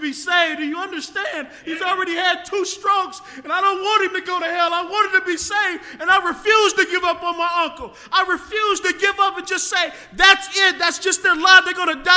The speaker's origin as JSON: {"language": "English", "town": "Decatur", "country": "United States", "tie": "born or raised there", "moved": "yes", "said": "I'm in my hometown. Decatur's a small town"}